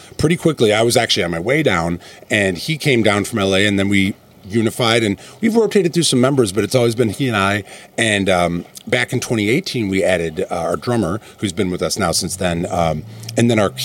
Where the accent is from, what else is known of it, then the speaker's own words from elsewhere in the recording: Chicago, Illinois, United States; moved away; also born or lived in Wisconsin; Born in Wisconsin, raised in Chicago